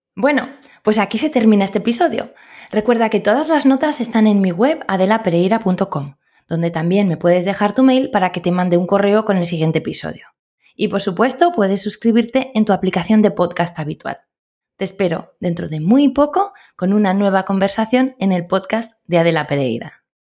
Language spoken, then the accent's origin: Spanish; La Rioja, Spain; yo soy de Rioja